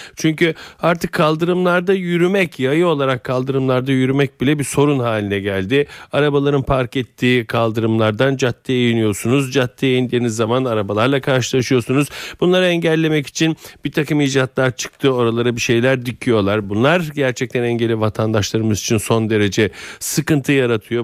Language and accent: Turkish; Istanbul, Turkey; Ben Fatih'te büyüdüm